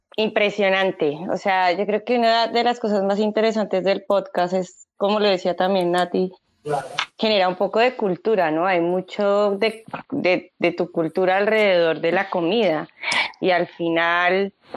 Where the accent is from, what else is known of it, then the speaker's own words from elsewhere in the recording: Colombia; now in Uruguay; uno como colombiano